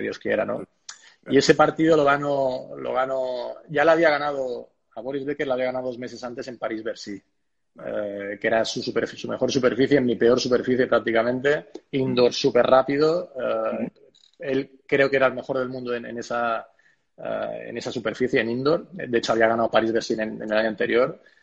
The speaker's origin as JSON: {"language": "Spanish", "country": "Spain", "said": "somos cinco españoles"}